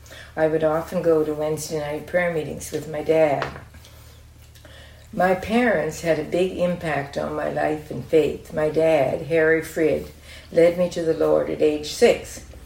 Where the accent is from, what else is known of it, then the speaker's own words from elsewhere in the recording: Barrie, Ontario, Canada; moved away as an adult; also born or lived in Dundas, Ontario / Andhra Pradesh, India / New Brunswick; now in Greenwich, Canada; I grew up in Collier Street Fellowship Baptist Church in Barrie, Ontario, from 1940 to 1953. From 1940 to 1951, I attended church and Sunday school regularly with my parents.